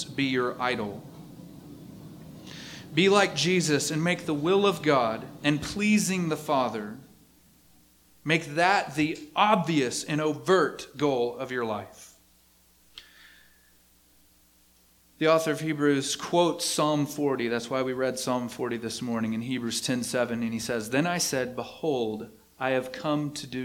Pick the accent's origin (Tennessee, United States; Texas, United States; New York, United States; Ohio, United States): Texas, United States; East; I'm from East Texas